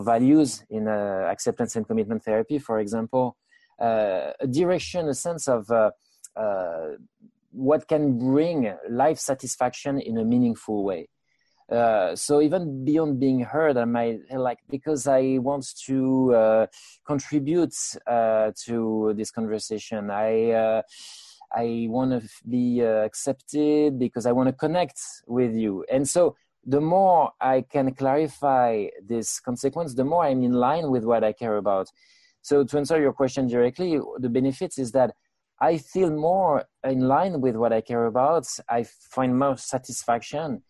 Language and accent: English; France; moved away as an adult; now in United States; I was born in France, and I spent my first 30 years in France.